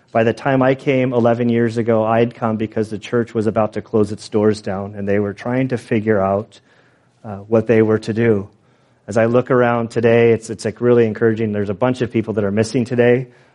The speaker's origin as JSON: {"language": "English", "country": "United States", "said": "as American Christians."}